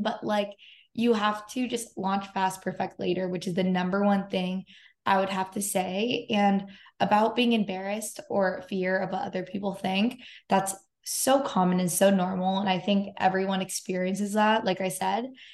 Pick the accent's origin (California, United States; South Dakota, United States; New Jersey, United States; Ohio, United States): California, United States; San Diego; now in Los Angeles, United States; I live in Los Angeles and um, I'm from San Diego